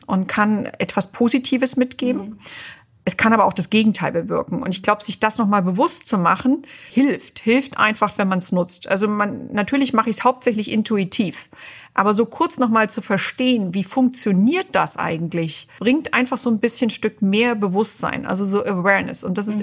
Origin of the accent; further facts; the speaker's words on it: East Germany, Germany; moved away as an adult; also born or lived in New York / Detroit; ich bin in Ostdeutschland aufgewachsen